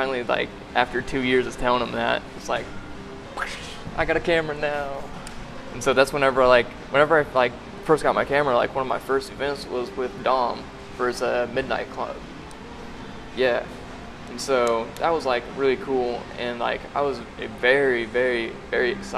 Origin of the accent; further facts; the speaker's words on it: Butler, Missouri, United States; moved away; also born or lived in Kansas City / Springfield, Missouri; I was born in Kansas City, lived in a small town about south of Kansas City, Butler, Missouri